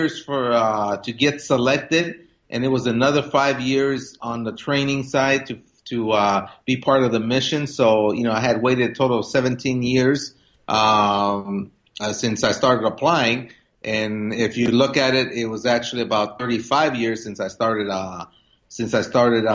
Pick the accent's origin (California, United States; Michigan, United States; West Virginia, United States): California, United States; Stockton; also born or lived in Mexico; when I grew up here in the Central Valley of California